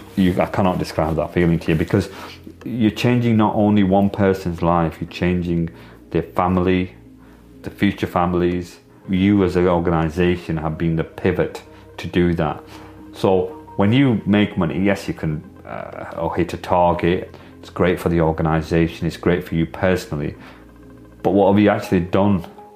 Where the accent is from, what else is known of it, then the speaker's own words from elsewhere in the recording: Blackburn, North West England, United Kingdom; it's very different to when I was growing up as somebody from the South Asian heritage community